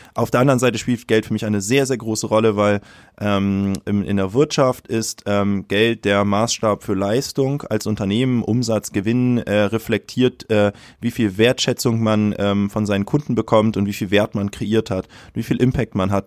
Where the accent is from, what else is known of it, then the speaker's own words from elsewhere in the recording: Hamburg, Germany; würde mich aber als Hamburger bezeichnen in mhm. erster Linie